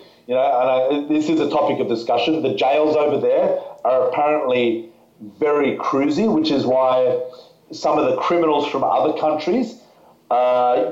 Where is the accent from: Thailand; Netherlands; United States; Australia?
Australia; we're from Australia